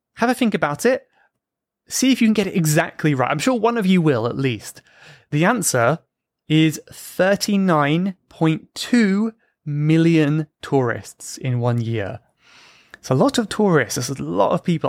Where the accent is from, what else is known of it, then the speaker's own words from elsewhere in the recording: United Kingdom; Even if I'm British?